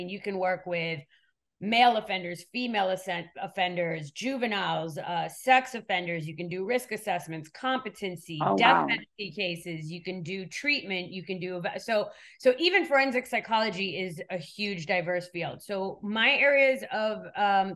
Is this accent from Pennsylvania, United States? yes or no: no; New York City, New York, United States; moved away as an adult; also born or lived in Switzerland / California; now in Miami, United States; I was born in Switzerland and raised in New York